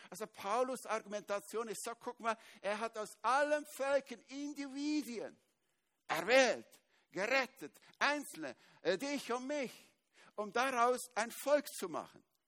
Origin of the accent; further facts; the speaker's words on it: Switzerland; Ich bin Schweizer